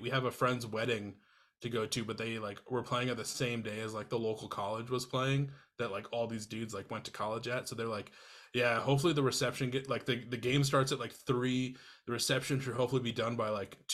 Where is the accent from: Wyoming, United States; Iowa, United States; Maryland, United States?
Iowa, United States; now in Twin Cities, United States; growing up in Iowa, we have Casey's and Come and Go's